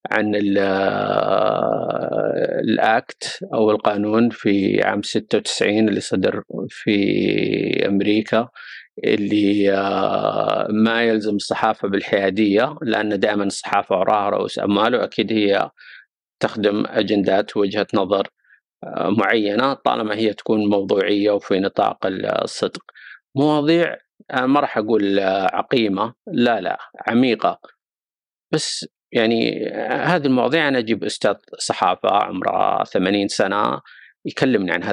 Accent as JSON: {"language": "Arabic", "country": "Saudi Arabia", "said": "قضايا محليه تهمنا كسعوديين نتابع كره القدم السعوديه"}